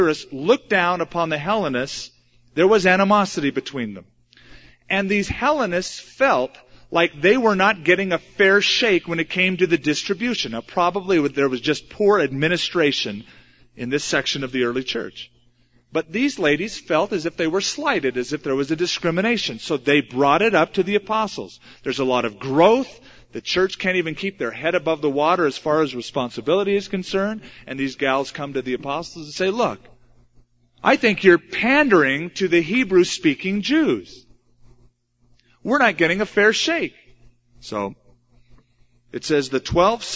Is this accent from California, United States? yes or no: yes; California, United States; now in Albuquerque, United States; I'm from California.